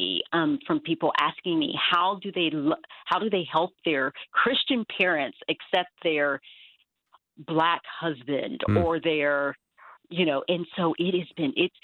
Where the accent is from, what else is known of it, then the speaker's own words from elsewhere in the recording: the South, United States; I did grow up in the South.